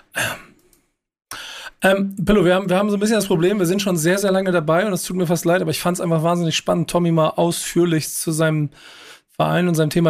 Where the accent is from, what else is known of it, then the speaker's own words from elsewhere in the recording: Hamburg, Germany; ich als Hamburger